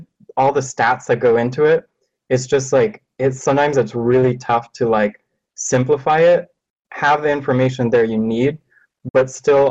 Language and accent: English; Los Angeles, California, United States; I'm from Los Angeles